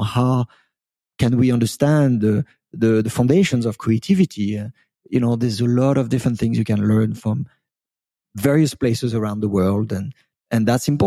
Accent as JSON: {"language": "English", "country": "France", "tie": "born there", "said": "I was I was born in France, but I quite never lived in France. I've been an immigrant all of my life, believe it, believe it or not."}